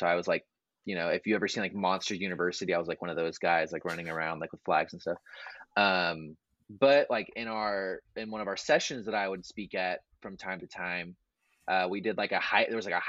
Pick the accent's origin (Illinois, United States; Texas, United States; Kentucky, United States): Texas, United States; Waco; So I grew up in Waco, did the whole Baylor thing.